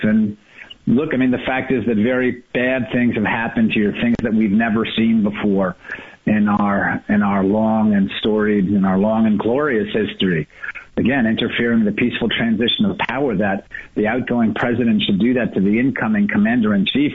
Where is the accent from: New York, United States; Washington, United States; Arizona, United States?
New York, United States; moved away; I'm from New York originally.